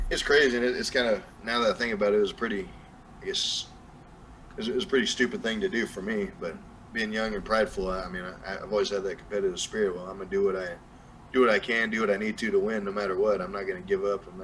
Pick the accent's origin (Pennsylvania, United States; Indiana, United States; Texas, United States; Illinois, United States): Texas, United States; And that's whenever where I live now is an hour and a half where I grew up here in Texas.